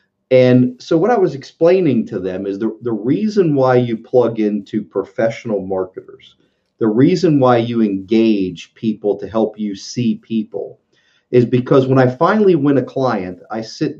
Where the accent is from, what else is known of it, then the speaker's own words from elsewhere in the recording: West Virginia, United States; West Virginia and I need to write this down.